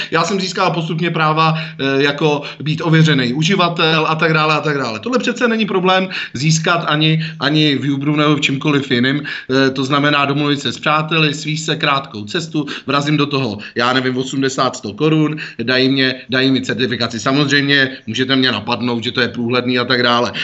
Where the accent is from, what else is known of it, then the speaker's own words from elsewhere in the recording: Prague, Czechia; jako Pražák